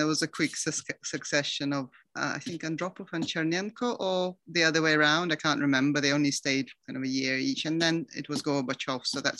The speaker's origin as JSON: {"language": "English", "region": "Moscow", "country": "Russia", "tie": "born or raised there", "said": "Well, I thought I was living a very, very happy life in this wonderful Soviet state, which was so much better than anywhere else in the world."}